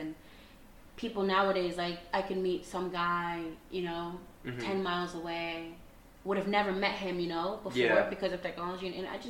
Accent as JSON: {"language": "English", "town": "Boston", "region": "Massachusetts", "country": "United States", "said": "Honestly? Okay, whenever I went on a plane, and I'm from Boston to Jamaica"}